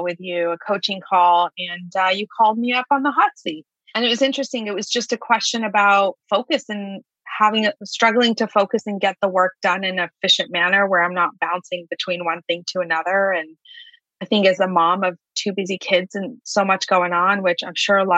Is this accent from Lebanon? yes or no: yes; Lebanon; moved away; I grew up overseas in Lebanon. I grew up during a war, had a deaf father in the military